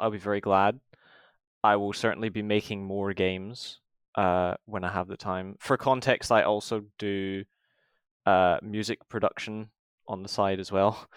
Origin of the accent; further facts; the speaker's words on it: Scotland, United Kingdom; moved away as an adult; now in England; I'm from Scotland